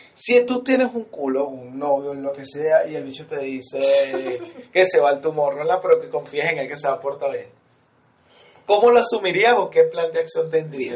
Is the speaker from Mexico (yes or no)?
no; Venezuela